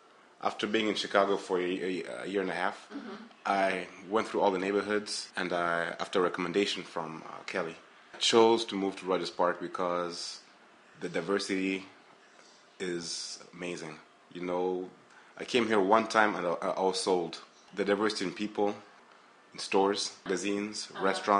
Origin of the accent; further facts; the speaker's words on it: Kenya; also born or lived in Burundi / Deerfield, United States; now in United States; I grew up in, I'm from Burundi, born there, grew up in Kenya, grew up in Deerfield, then went back to Kenya, then back here.